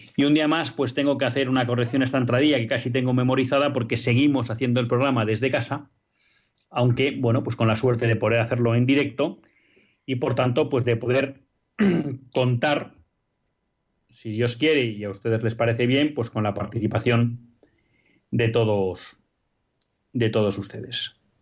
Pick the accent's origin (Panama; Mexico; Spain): Spain; Biscay, Basque Country; por donde yo nací, hecho, un pueblo de un municipio de Vizcaya, que es en torno de 100.000